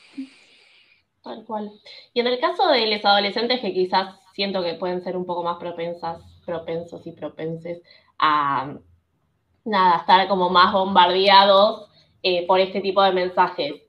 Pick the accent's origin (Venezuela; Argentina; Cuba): Argentina; Buenos Aires; yo soy de Buenos Aires, muy porteña